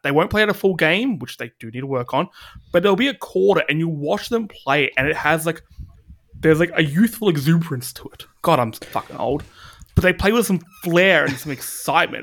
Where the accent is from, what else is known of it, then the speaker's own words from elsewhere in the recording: Australia; we're Australian